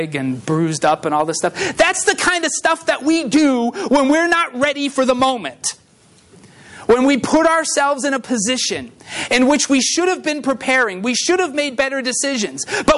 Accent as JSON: {"language": "English", "town": "Uxbridge", "region": "Massachusetts", "country": "United States", "tie": "born or raised there", "said": "I grew up in Uxbridge, Massachusetts"}